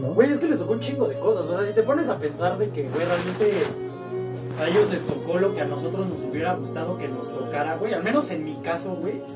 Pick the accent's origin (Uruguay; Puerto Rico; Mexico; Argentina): Mexico; nosotros que somos mexicanos